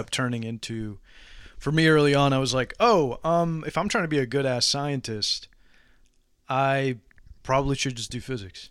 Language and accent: English; San Antonio, Texas, United States; San Antonio